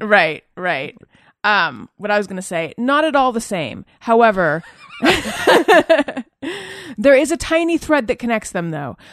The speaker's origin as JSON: {"language": "English", "region": "Southern California", "country": "United States", "also_born_or_lived": "New York", "said": "I'm from Southern California originally"}